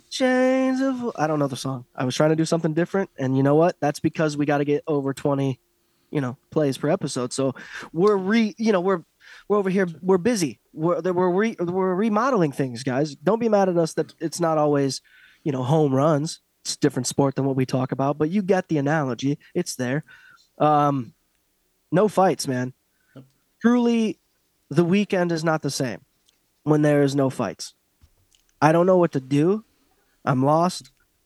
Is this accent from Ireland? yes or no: yes; Ireland; And I'm Irish, but I want to talk about this.